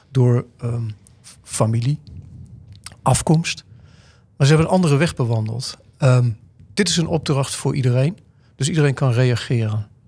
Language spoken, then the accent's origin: Dutch; Deventer, Overijssel, Netherlands; Wij komen uit Deventer, daar, daar, zijn niet heel veel gekleurde mensen. We hebben een grote Turks en Koerdisch gemeenschap, waar we veel meer mee hebben.